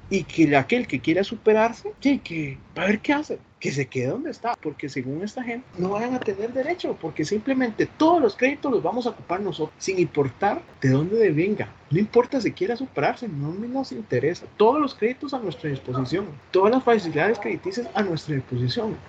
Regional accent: Costa Rica; Como ticos

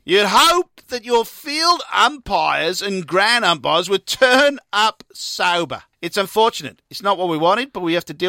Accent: Wales, United Kingdom; I'm from Wales, Rob.

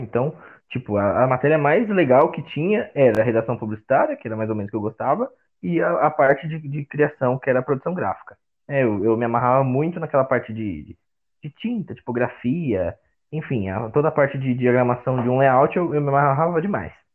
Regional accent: Osasco, São Paulo, Brazil; Eu sou de Osasco, viu? Eu sou de Osasco, sou cristão

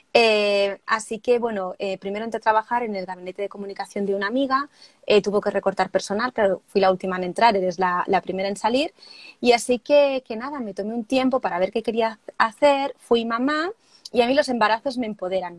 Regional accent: Barcelona, Catalonia, Spain; yo soy de Barcelona, de, de España

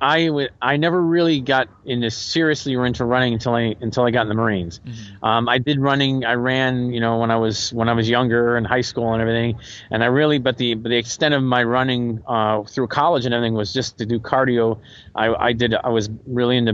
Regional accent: New England, United States; moved away; I did cross country in high school, and I ran in the woods, and I'm from New England.

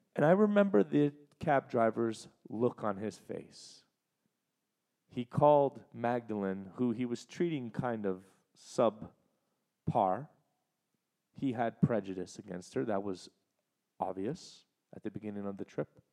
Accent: Canada; as a Canadian

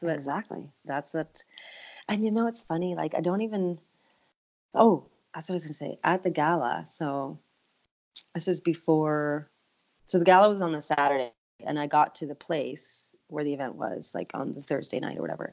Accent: Canada; moved away as an adult; now in Nashville, United States; being a Canadian living in the US

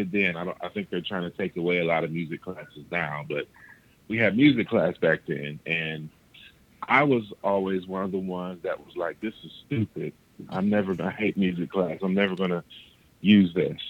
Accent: Columbus, Ohio, United States; My hometown is Columbus, Ohio. And I reside now in Columbus, Ohio

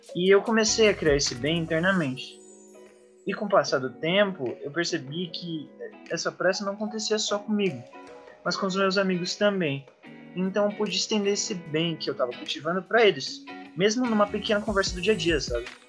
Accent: Joinville, Santa Catarina, Brazil; Tenho 20 anos, sou de Joinville e curso Ciência da Computação

